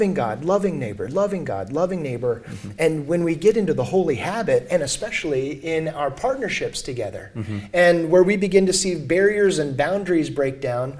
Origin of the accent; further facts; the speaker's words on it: El Paso, Texas, United States; Growing up in El Paso, it's a border town.